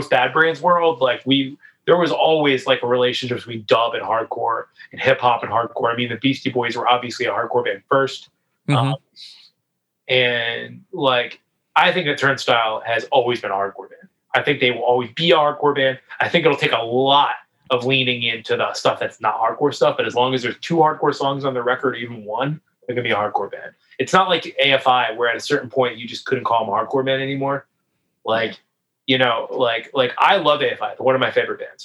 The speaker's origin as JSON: {"language": "English", "region": "Northeast", "country": "United States", "said": "I'm from the Northeast"}